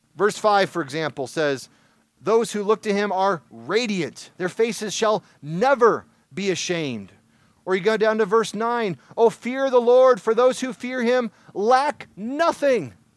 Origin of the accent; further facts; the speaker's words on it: Michigan, United States; Growing up in Michigan